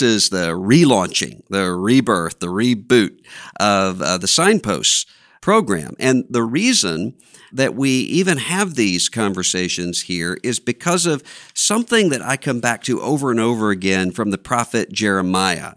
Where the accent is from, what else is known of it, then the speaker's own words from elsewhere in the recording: Biloxi, Mississippi, United States; moved away; I went back to my hometown for the first time since the hurricane had come ashore in Biloxi, Mississippi